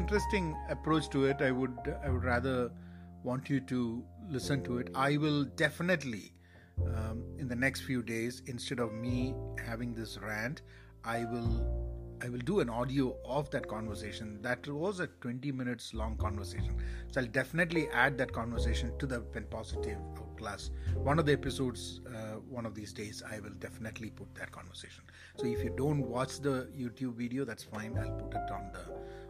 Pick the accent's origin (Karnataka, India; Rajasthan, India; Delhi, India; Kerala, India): Kerala, India; moved away; Kerala and my home state in India